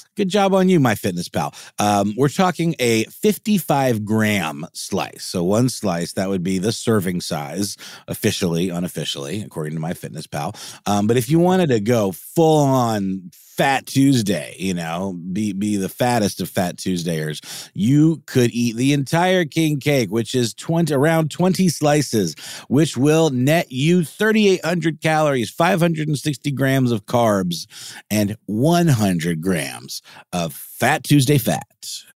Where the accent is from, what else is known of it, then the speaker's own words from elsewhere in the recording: Augusta, Georgia, United States; moved away; there used to be one in Augusta, where, my hometown